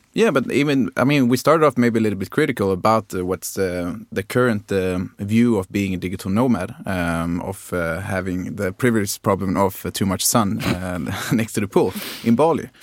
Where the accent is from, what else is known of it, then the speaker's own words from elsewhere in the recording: Skåne, Sweden; I'm from Skåne